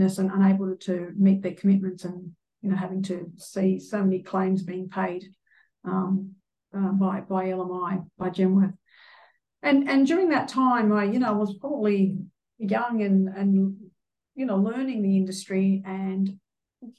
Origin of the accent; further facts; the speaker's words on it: Sydney, New South Wales, Australia; born and bred in Sydney